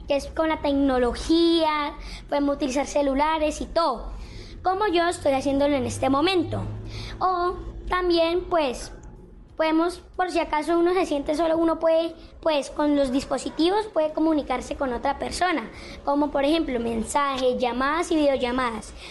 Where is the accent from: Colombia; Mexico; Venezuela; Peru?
Colombia; Los Patios, Norte de Santander; soy del municipio de Los Patios, norte de Santander.